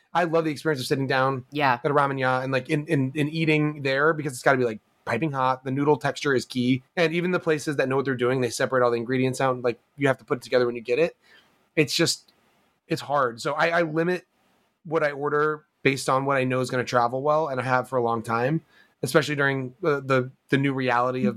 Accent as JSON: {"language": "English", "town": "New York City", "region": "New York", "country": "United States", "said": "as a New Yorker"}